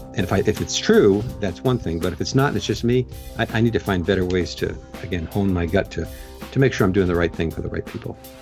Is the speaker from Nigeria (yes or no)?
no; Long Island, New York, United States; now in Pennsylvania, United States; I grew up on Long Island.